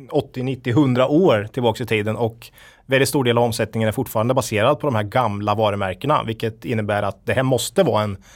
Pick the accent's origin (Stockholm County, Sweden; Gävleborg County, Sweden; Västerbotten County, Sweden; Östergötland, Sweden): Östergötland, Sweden; I Östergötland, jag är ju den enda östgöten här då.